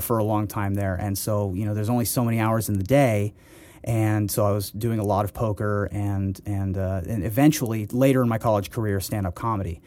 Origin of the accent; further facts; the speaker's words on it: Ohio, United States; also born or lived in Washington, D.C.; I was born in Washington, D C, and then we moved to Ohio